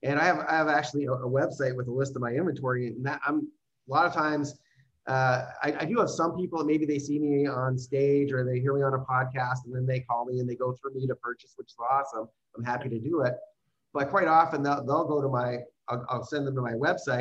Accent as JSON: {"language": "English", "country": "Canada", "said": "I am actually a Canadian"}